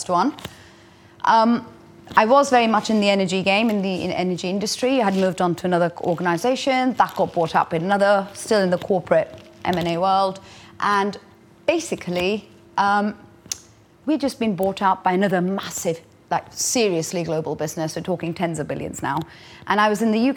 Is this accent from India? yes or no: yes; India; moved away; I grew up in India